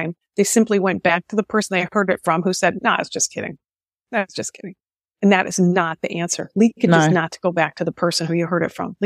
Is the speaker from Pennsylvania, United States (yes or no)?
no; Michigan, United States; Michigan, my home state